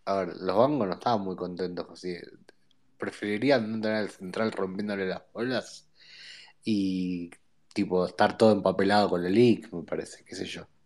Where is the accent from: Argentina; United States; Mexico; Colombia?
Argentina; Entre Ríos; pero escúchame, loco, yo soy, yo soy de Entre Ríos, ¿no?